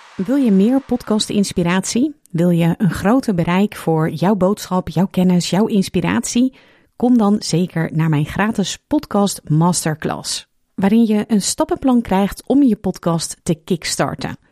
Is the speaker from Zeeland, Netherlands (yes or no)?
yes; Zeeland, Netherlands; Ik groeide als kind op in de Zeeuwse klei